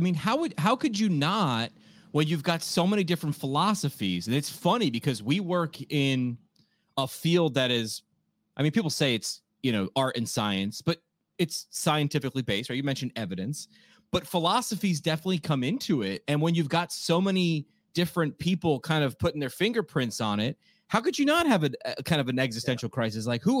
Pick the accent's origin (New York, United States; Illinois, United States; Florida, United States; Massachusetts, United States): New York, United States; Near West Point, Orange County, New York.